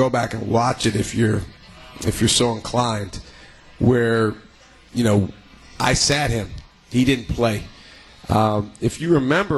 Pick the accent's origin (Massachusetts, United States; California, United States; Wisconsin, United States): Wisconsin, United States; I'm a kid from Wisconsin